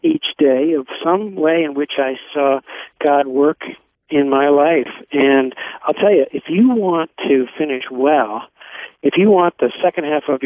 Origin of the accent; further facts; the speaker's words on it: Philadelphia, Pennsylvania, United States; moved away as an adult; also born or lived in Montreal; I grew up in Philadelphia